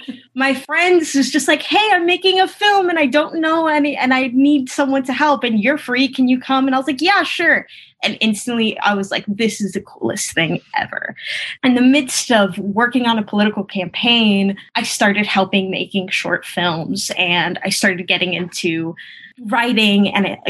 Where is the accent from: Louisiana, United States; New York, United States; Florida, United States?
Florida, United States; Hialeah; English is a second language; I come from a working class neighborhood outside of Miami called Hialeah